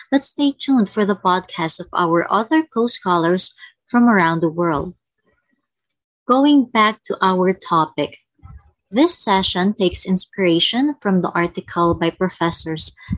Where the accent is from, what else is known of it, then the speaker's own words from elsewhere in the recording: Philippines; from the Philippines